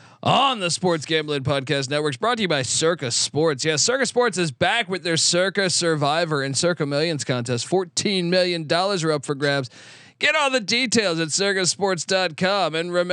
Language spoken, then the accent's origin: English; Washington, District of Columbia, United States; I grew up in the Washington D.C. area, so I mean, I like Howard, man.